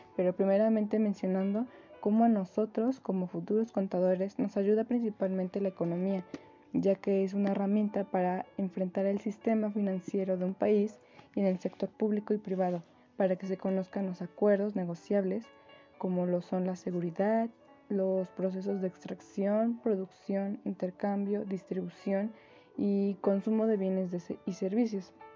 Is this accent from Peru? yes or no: no; Mexico; nuestro país, México